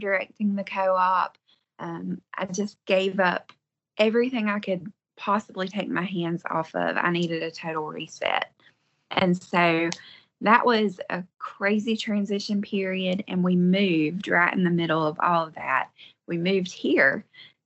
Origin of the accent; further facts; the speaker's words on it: Western North Carolina, United States; I am from Western North Carolina, and we live on a 3-acre homestead